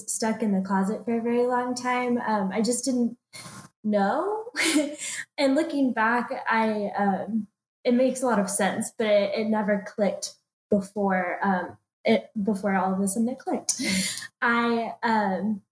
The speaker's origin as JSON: {"language": "English", "town": "Dallas", "region": "Texas", "country": "United States", "tie": "born or raised there", "also_born_or_lived": "Athens, Georgia", "moved": "as an adult", "lives_now": "Atlanta, United States", "said": "I grew up in Dallas, Texas, so moving to the University of Georgia for school was kind of a big jump for me"}